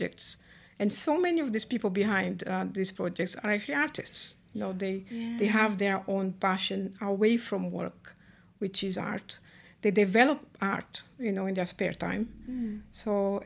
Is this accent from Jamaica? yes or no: no; Brazil; moved away as an adult; now in United Kingdom; I was born in Brazil, raised in Brazil, and my mom was Italian, my dad Portuguese, and then I've been in the UK for 20 years.